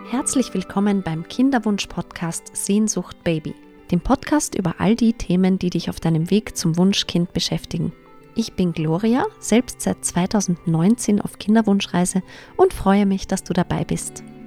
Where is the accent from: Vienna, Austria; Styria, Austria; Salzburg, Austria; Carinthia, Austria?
Vienna, Austria; Ich komme aus Wien, wie sich wahrscheinlich nicht überhören lässt, und ich lebe auch mit meinem Mann in Wien.